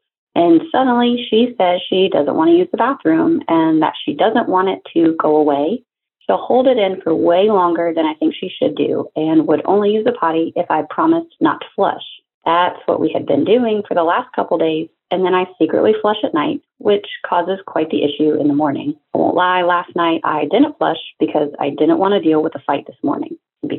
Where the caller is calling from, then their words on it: Knoxville, Tennessee, United States; from Knoxville, Tennessee.